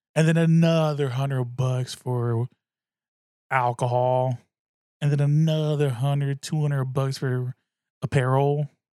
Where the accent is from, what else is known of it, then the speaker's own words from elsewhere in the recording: the Bay Area, California, United States; I'm from the Bay. I'm a Bay motherfucker